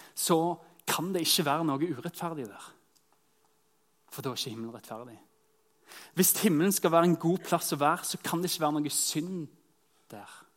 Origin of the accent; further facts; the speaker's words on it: Norway; identiteten som nordmenn